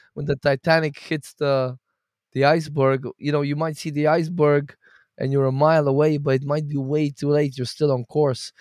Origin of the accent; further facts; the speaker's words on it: Bulgaria; now in Portugal; I'm Bulgarian.